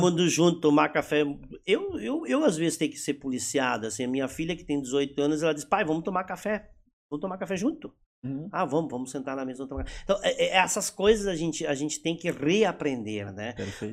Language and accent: Portuguese; Rio Grande do Sul, Brazil; accent: German-Brazilian (Hunsrik) accent